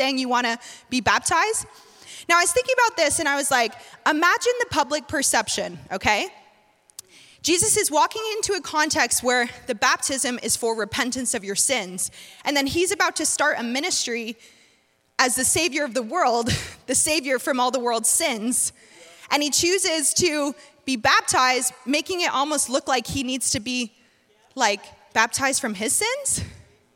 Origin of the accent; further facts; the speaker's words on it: North Carolina, United States; I'm from North Carolina